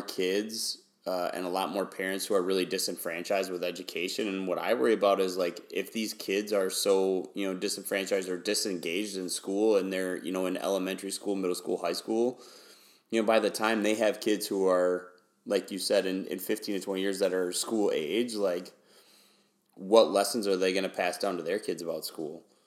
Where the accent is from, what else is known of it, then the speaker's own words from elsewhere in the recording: Wisconsin, United States; moved away as an adult; also born or lived in Houston, Texas; I grew up in Wisconsin, but I taught uh, primarily in Houston, Texas